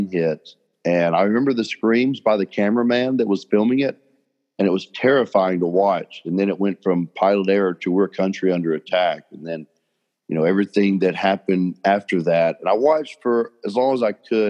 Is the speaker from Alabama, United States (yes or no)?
yes; Birmingham, Alabama, United States; I grew up in Birmingham